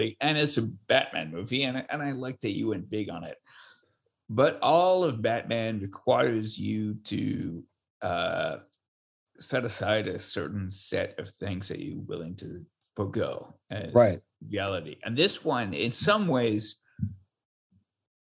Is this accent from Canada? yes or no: yes; Montreal, Quebec, Canada; I grew up in Montreal.